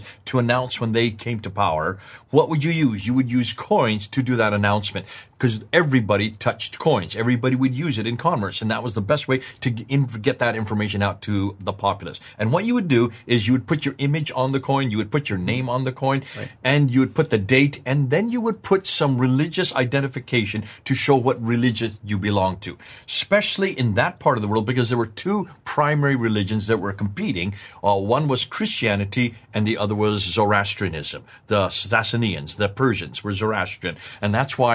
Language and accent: English; United States; accent: American; my American accent